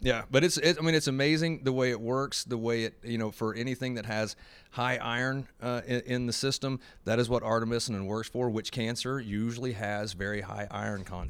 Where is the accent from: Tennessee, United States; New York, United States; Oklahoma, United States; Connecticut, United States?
Oklahoma, United States; I'm from Oklahoma